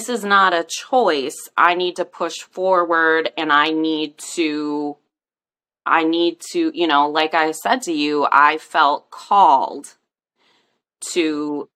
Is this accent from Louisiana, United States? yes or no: no; St. Paul, Minnesota, United States; now in rural Midwest, United States; St. Paul is my hometown